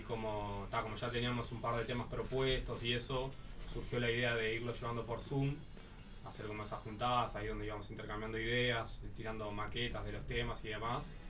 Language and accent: Spanish; Montevideo, Uruguay; somos todos de Montevideo